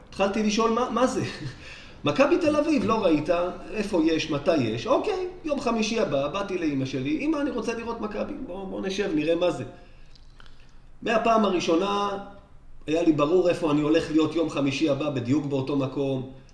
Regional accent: Rishon LeZion, Central District, Israel; אני במקור מראשון, וכרשל"צי

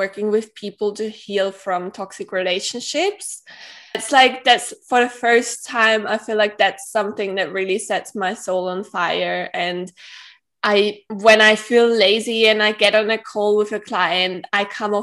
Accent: Austria; also born or lived in Manly, Australia; I grew up in Austria, and I live in Vienna at the moment, but I used to live in Australia as well

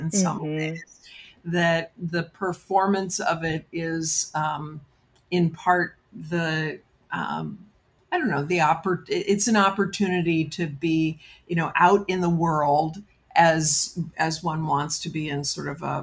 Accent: New York City, New York, United States; I grew up in New York City

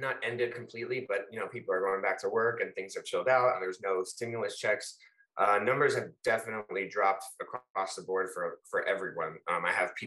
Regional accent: Fort Lauderdale, Florida, United States; I'm actually born and raised in Fort Lauderdale, Florida, South Florida

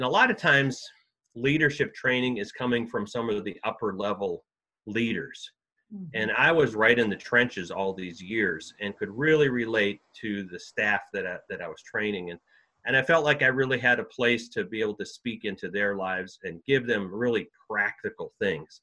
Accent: just outside of Green Bay, Wisconsin, United States; I grew up in Wisconsin, and actually grew up just outside of Green Bay, Wisconsin, on a dairy farm.

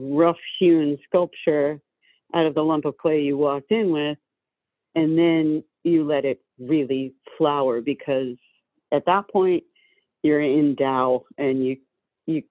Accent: Georgia, United States; I'm from Georgia

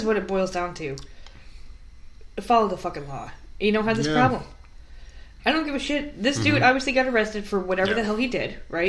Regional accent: Schenectady, New York, United States; Because I'm from Schenectady, so up in New York.

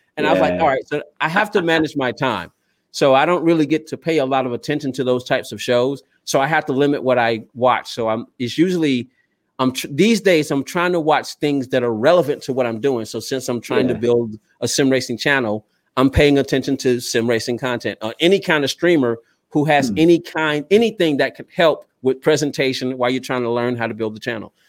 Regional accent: Southern United States, United States; I used to only just pay attention to NHRA and NASCAR because I grew up in the South. It's what I knew.

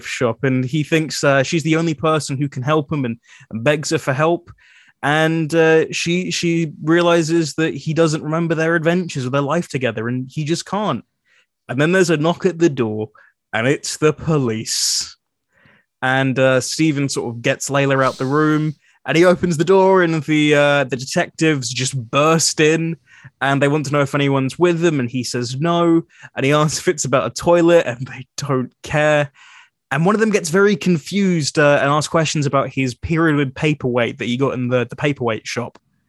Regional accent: New Zealand; accent: New Zealand; Well, my accent, my New Zealand accent was stronger. I'd be like, tattoo. And that's just gone.

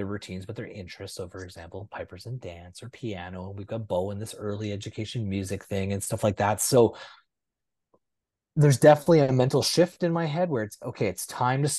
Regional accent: Manitoba, Canada; moved away as an adult; also born or lived in Brandon, Manitoba; now in Vancouver, Canada; I live in Vancouver, but people forget I'm from Manitoba

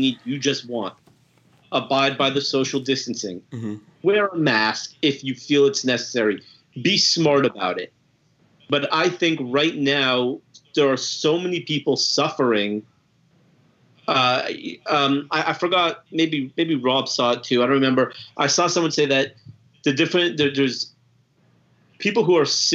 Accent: California, United States; now in Dallas, United States; I'm from Cali originally

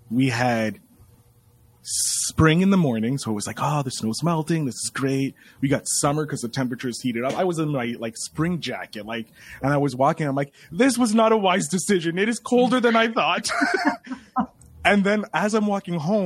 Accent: Quebec, Canada; I'm a Canadian

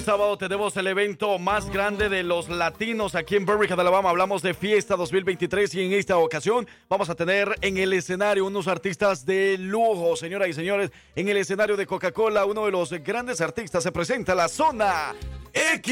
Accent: El Salvador; yo como salvadoreño

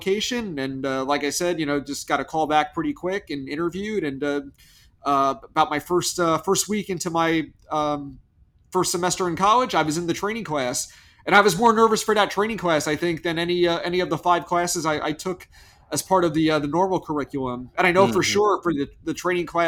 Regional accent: Massapequa Park, New York, United States; I grew up in Massapequa Park.

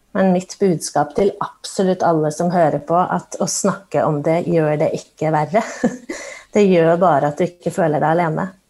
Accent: Oslo, Norway; født og oppvokst i Oslo

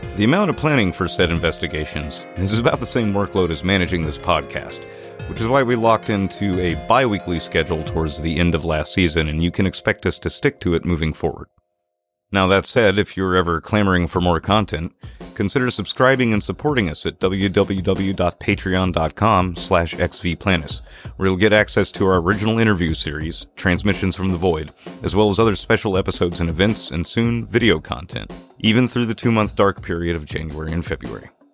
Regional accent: Natchez, Mississippi, United States; my hometown of Natchez, Mississippi

